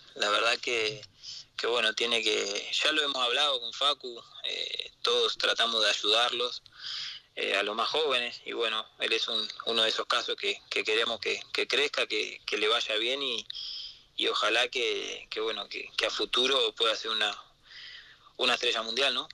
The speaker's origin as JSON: {"language": "Spanish", "country": "Uruguay", "said": "como todo uruguayo"}